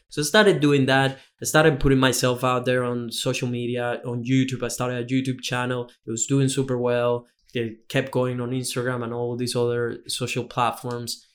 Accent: Venezuela; moved away as an adult; also born or lived in Australia; now in Gold Coast, Australia; I come from Venezuela, so I'm very far from home. I've been in Australia for almost six years now

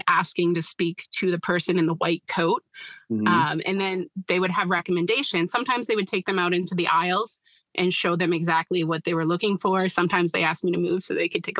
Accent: Westbrook, Maine, United States; I'm originally from Westbrook, which is right next to Portland, but I currently live in central Maine, just south of Augusta

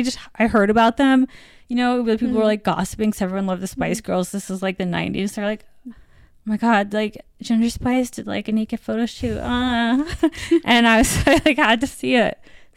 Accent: U.S. Virgin Islands; moved away as an adult; also born or lived in Virginia / North Carolina; now in New York, United States; But I grew up in the Virgin Islands and then I went to school in Virginia and then North Carolina, the South.

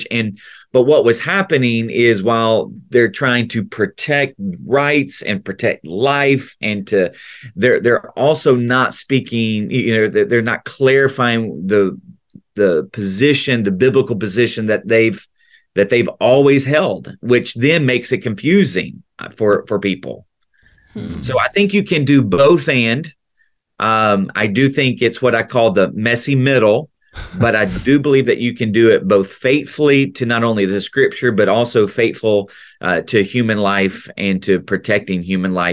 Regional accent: the South, United States; accent: Southern; videos of me growing up you need subtitles because i was even more, you know, accentuated in my Southern accent.

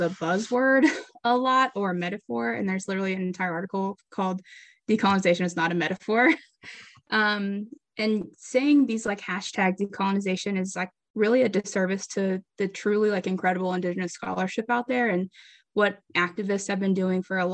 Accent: Greenwood, Arkansas, United States; moved away as an adult; now in St. Louis, United States; I'm originally from Greenwood, Arkansas, small town, and I'm currently here in St. Louis, Missouri

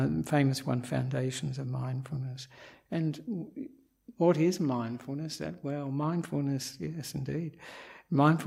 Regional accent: Australia; moved away as an adult; also born or lived in Perth, Western Australia; now in Sri Lanka; I am an Australian monk

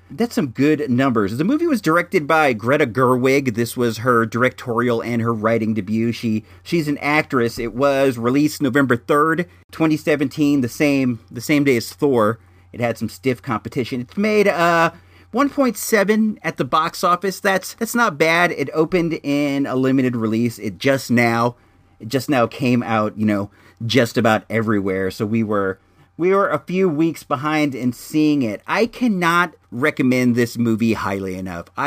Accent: Santa Rosa, California, United States; Growing up in Santa Rosa and Sonoma County

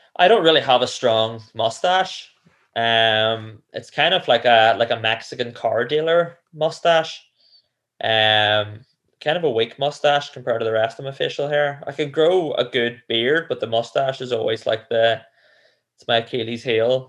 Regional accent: Cookstown, Northern Ireland, United Kingdom; where I grew up in Cookstown

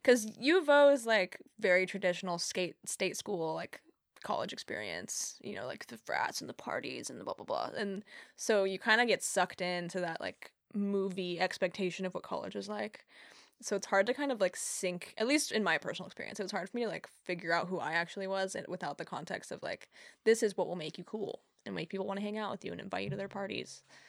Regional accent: Humboldt, California, United States; also born or lived in Central Point, Oregon / Eugene, Oregon; now in Eureka, United States; when I was a kid growing up in Humboldt

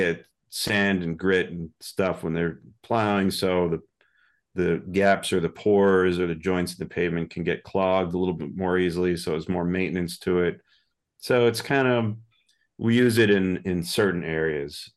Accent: New York suburbs, United States; moved away as an adult; also born or lived in Boston area; I'm originally from New York, so I'm technically, I guess, I'm a New Yorker. Now, I've been here since the nineties

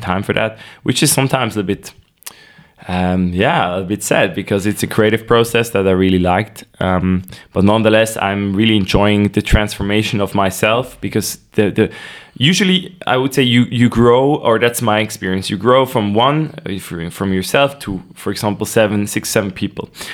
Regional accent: Nidwalden, Switzerland; I was born in Nidwalden, a rather uh, traditional canton here in Switzerland. Uh, went to school there

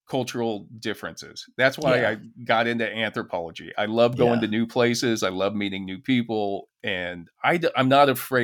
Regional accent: United States; also born or lived in Kansas City; as an American

